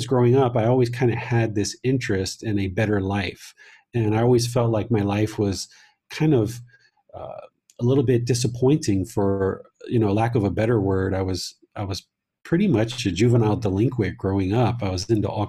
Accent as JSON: {"language": "English", "town": "Washington", "region": "District of Columbia", "country": "United States", "tie": "born or raised there", "moved": "yes", "lives_now": "Chiang Mai, Thailand", "said": "I was born in Washington, D.C., and now reside in Chiang Mai, Thailand, with my wife and my son"}